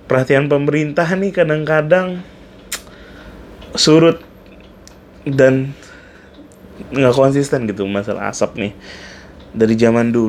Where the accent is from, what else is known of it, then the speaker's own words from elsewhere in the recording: Pontianak, West Kalimantan, Indonesia; saya pun waktu dari kecil kan memang tinggal di Pontianak jadi saya paham betul bahwa ketika kebut asap datang itu adalah momen paling buruk di hidup saya